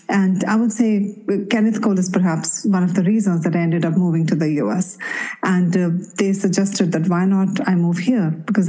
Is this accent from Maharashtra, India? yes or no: yes; Mumbai, Maharashtra, India; I can totally understand that because I grew up in Mumbai.